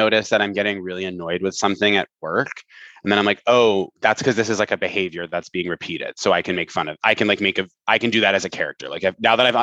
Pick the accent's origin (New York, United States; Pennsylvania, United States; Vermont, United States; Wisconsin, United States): Vermont, United States; I did a lot of theater in high school in Vermont, in rural Vermont